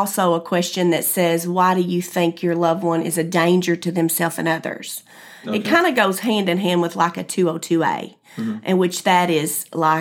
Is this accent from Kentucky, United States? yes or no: yes; Powell County, Eastern Kentucky, United States; I am from Eastern Kentucky, Powell County